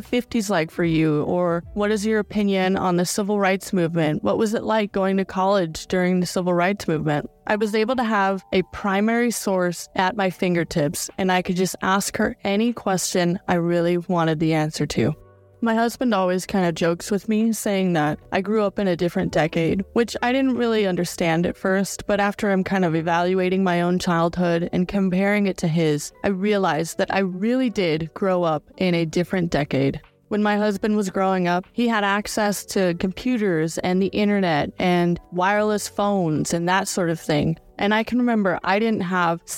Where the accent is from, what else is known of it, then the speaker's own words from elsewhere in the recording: Central California, United States; I grew up in Central California